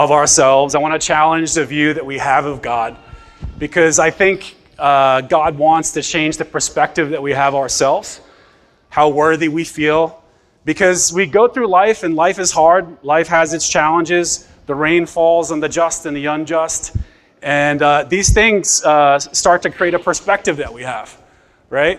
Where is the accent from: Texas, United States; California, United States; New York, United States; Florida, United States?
New York, United States; New York City; I'm from Bay Ridge, Brooklyn